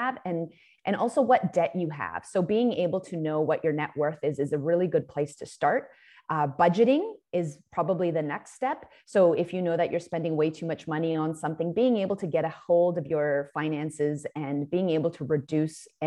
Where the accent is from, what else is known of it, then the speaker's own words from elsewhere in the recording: Vancouver, British Columbia, Canada; I grew up in Vancouver